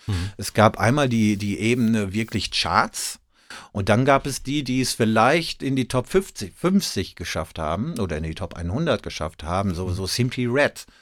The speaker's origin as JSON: {"language": "German", "region": "North Rhine-Westphalia", "country": "Germany", "said": "ich komme aus Ostwestfalen"}